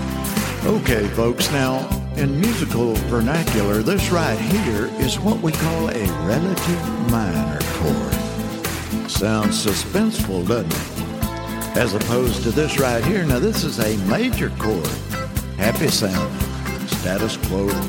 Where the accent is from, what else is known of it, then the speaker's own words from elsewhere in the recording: Mobile, Alabama, United States; I grew up in Mobile, Alabama.